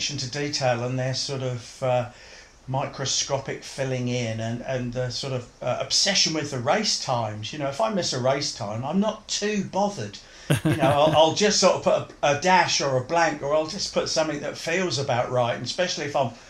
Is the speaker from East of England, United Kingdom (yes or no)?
yes; Bury St Edmunds, East of England, United Kingdom; also born or lived in Kesgrave, Suffolk; I was born and raised in Bury St Edmunds, and we didn't move to Kesgrave, which is where we moved to, which is just on the outskirts of Ipswich, until late in 1969.